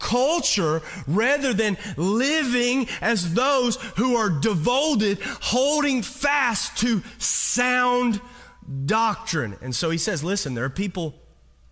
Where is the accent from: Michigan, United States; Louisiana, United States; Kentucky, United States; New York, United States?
Kentucky, United States; now in California, United States; I'm from Kentucky